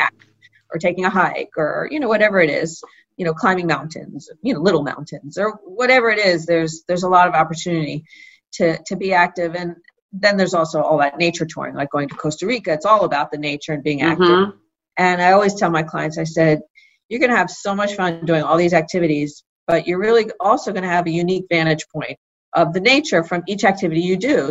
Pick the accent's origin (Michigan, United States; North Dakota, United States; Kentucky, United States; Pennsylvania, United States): Pennsylvania, United States; Philadelphia; I grew up in Philadelphia